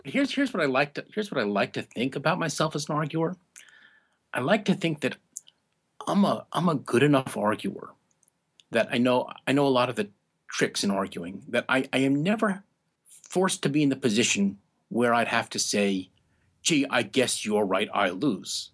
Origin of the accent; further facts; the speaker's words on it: New York area, United States; now in Maine, United States; I grew up in the New York area